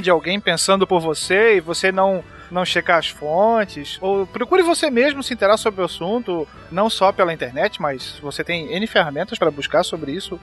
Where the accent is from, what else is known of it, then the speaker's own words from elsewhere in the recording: Santa Catarina, Brazil; eu sou de Santa Catarina